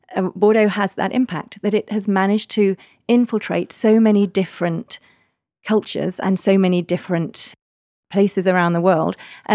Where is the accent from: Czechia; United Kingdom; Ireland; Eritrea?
United Kingdom; England; Well, I can tell you as an English person, one of the things I love is you can now get tea in the chateaus.